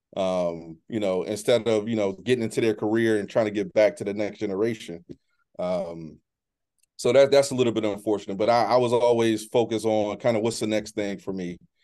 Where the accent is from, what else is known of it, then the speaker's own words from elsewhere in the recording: Baltimore, Maryland, United States; moved away as an adult; also born or lived in Exton, Pennsylvania; I'm originally from Baltimore, as I mentioned before. Um, my mom was a single parent